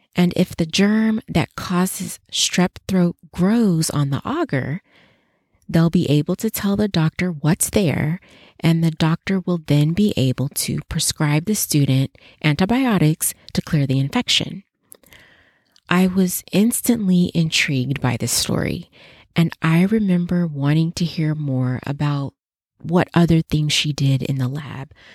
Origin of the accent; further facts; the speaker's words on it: Las Vegas, Nevada, United States; my hometown at the University of Nevada, Las Vegas, UNLV